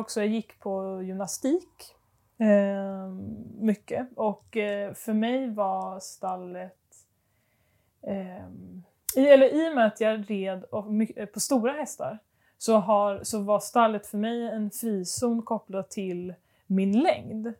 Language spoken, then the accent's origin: Swedish; Stockholm, Stockholm County, Sweden; moved away; jag är uppvuxen i Stockholm